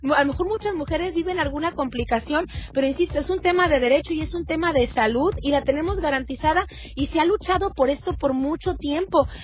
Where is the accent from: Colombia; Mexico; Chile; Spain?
Mexico; somos mexicanas en pleno 2022